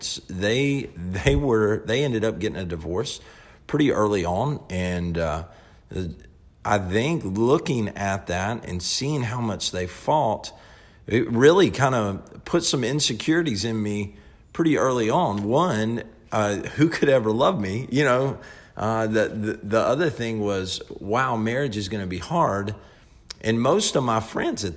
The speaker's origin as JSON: {"language": "English", "region": "the Bible Belt", "country": "United States", "tie": "born or raised there", "said": "growing up in the Bible Belt, we all kind of just know the Lord"}